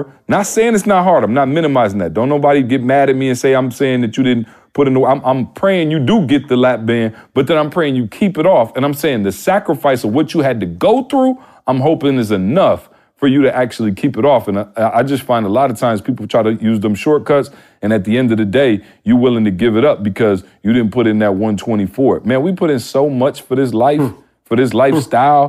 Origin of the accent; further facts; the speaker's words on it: Midwest, United States; I'm from the Midwest.